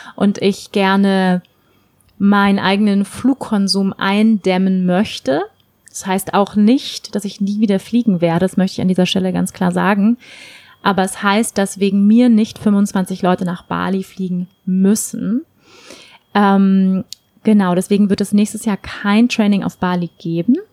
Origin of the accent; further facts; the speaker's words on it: Hamburg, Germany; moved away; Hamburg ist meine Heimatstadt, in Hamburg lebt meine Familie